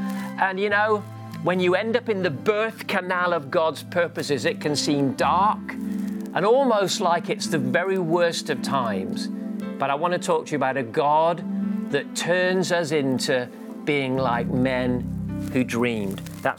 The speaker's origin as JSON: {"language": "English", "country": "Gibraltar", "tie": "born or raised there", "said": "I was a missionary kid, so I grew up in Gibraltar with my parents, and there was times when we didn't have much money."}